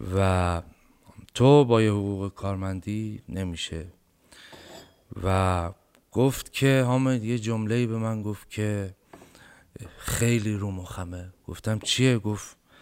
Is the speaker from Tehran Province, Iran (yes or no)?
no; Bam, Kerman Province, Iran; moved away; ما یه غذایی داریم توی بم